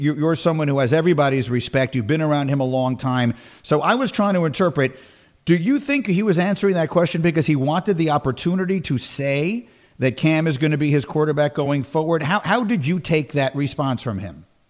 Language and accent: English; New York, United States; moved away as an adult; also born or lived in Evanston, Illinois / Chicago, Illinois; I grew up in New York